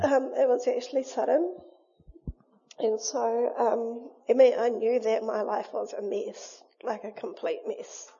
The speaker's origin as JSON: {"language": "English", "town": "Wainui", "country": "New Zealand", "tie": "born or raised there", "said": "we grew up in Wainui"}